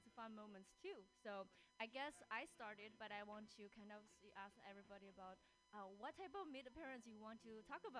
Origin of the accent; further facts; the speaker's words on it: China; moved away as an adult; now in Seattle, United States; I live in Seattle, and I was born and raised in China. I came here when I was 21